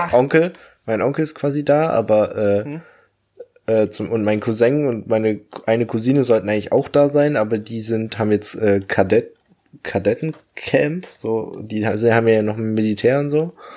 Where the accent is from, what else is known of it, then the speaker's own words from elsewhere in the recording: Germany; moved away as an adult; now in Australia; Bei uns in Deutschland